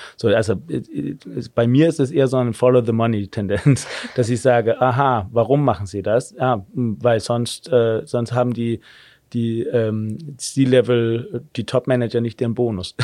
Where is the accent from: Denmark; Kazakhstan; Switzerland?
Denmark; German is a second language; moved away as an adult; also born or lived in Germany; now in Berlin, Germany; wie man vielleicht hört, ich bin gebürtiger Däne, habe aber in Deutschland äh, einigermaßen lange gelebt